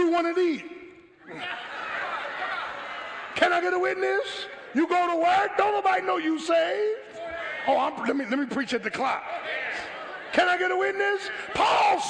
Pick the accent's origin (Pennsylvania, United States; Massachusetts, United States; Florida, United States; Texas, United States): Pennsylvania, United States; Philadelphia; moved away as an adult; I grew up in South Philly. First 17 years of my life. Went to South Philadelphia High, graduated, went in the military